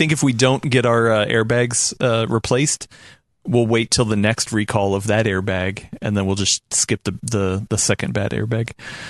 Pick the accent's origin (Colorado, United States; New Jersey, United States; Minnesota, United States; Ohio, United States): Ohio, United States; moved away; I was born in Ohio.